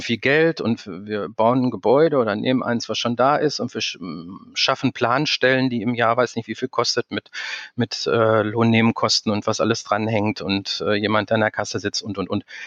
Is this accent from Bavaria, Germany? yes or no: no; Dortmund, North Rhine-Westphalia, Germany; also born or lived in Berlin; dass ich gebürtiger Dortmunder bin, dass ich, äh, dreißig Jahre lang in Dortmund gelebt habe